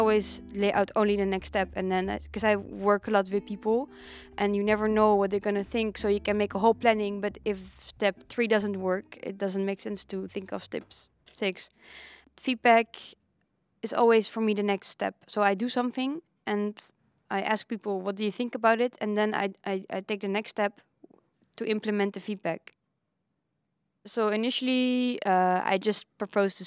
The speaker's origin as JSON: {"language": "English", "country": "Netherlands", "said": "I'm from Holland, from Horen."}